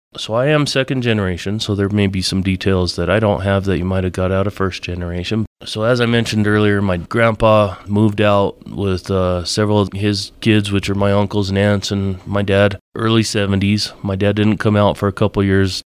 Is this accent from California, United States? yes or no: no; Alamosa, Colorado, United States; I was born and raised in Alamosa